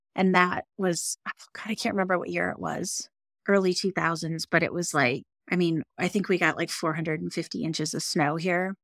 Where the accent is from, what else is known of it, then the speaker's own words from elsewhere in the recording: northern Michigan, United States; moved away as an adult; also born or lived in Seattle, Washington; now in Jackson Hole, United States; I grew up in northern Michigan and right on Lake Michigan